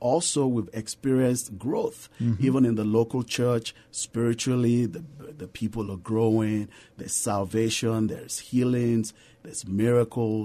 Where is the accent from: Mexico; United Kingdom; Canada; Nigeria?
Nigeria; moved away as an adult; now in San Antonio, United States; I'm originally from Nigeria